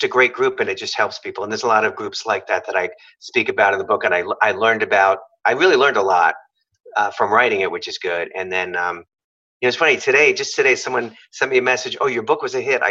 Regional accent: New York, United States; I'm from New York

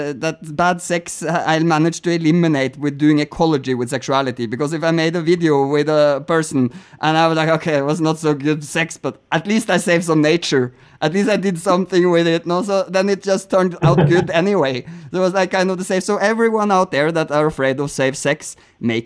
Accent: Norway; I'm from Norway

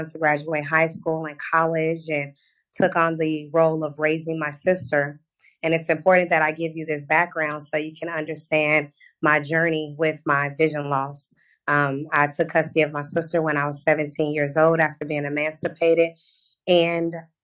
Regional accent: Houston, Texas, United States; now in Orlando, United States; I'm originally from Houston, Texas. I now reside in Orlando, Florida

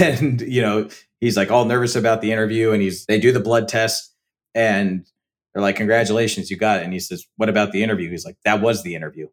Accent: Pomona, California, United States; my hometown, partially shot in Pomona, California, P-Town

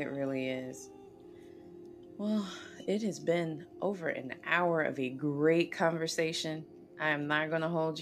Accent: the South, United States; growing up in the South

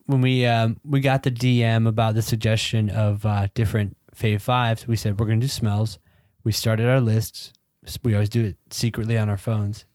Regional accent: Georgia, United States; I grew up in Georgia.

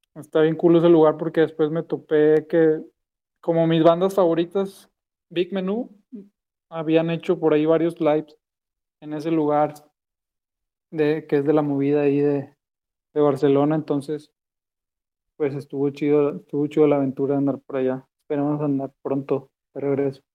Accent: Monterrey, Nuevo León, Mexico; moved away as an adult; now in Guadalajara, Mexico; nací en Monterrey, allá en el norte de México.

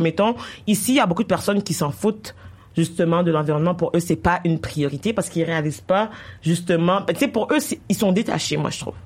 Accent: Haiti; also born or lived in Quebec; now in Canada; j'ai grandi en Haïti puis j'ai immigré ici

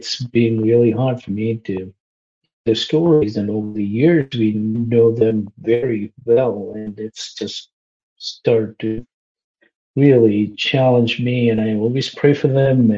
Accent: Kerala, India; moved away as an adult; also born or lived in New York City, United States; now in Maine, United States; I grew up in India

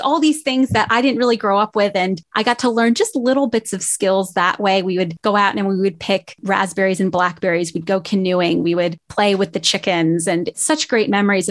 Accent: Southeast Pennsylvania, United States; moved away as an adult; also born or lived in New Jersey; now in Topeka, United States; I was born technically in New Jersey, but raised in Pennsylvania all my life

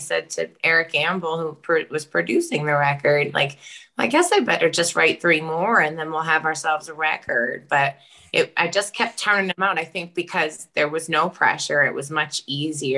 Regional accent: Taunton, Massachusetts, United States; now in Arlington, United States; I'm from Taunton, Mass

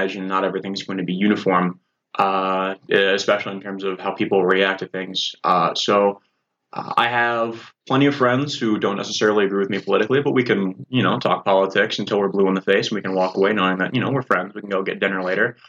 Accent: Rock Island County, Illinois, United States; I'm from Rock Island County

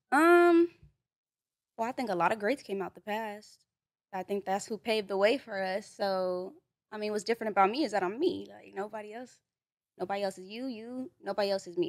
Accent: Los Angeles, California, United States; also born or lived in Duarte, California; when I moved out this way, I was probably, like, five, so I grew up in, like, mid-city over there by the Pico

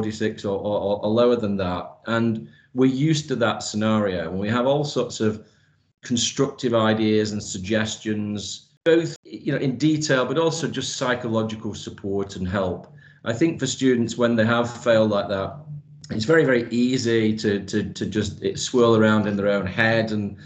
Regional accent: Manchester, North West England, United Kingdom; moved away as an adult; now in United Arab Emirates; I've been in the UAE now for 16 years, but I was born and raised in Manchester.

